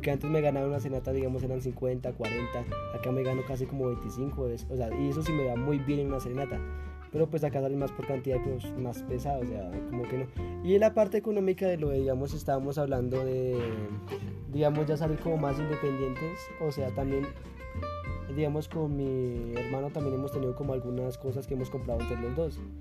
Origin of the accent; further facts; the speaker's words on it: Colombia; moved away as an adult; now in Tunja, Colombia; ahorita estamos en Tunja, como a cuatro horas de mi pueblo